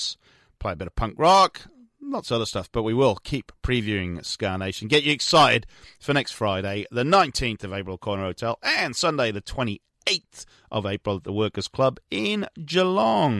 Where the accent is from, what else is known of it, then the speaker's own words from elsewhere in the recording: Newport, Wales, United Kingdom; moved away as an adult; also born or lived in Sheffield; now in Melbourne, Australia; I used to drive from my hometown, Newport in South Wales, to University of Sheffield